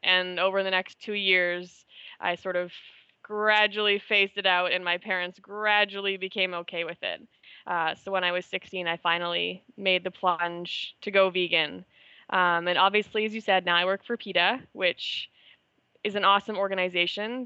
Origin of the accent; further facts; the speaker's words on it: Canada; moved away as an adult; also born or lived in Manila, Philippines; I'm Canadian